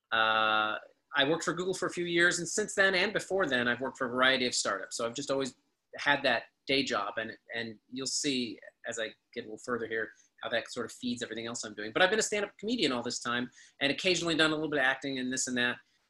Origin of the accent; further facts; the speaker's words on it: Los Angeles, California, United States; moved away as an adult; also born or lived in Pittsburgh / Chicago; I was born in Los Angeles, and my mom is an occasional actress